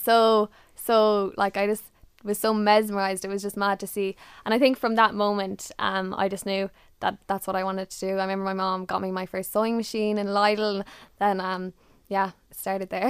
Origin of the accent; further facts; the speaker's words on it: Ireland; being Irish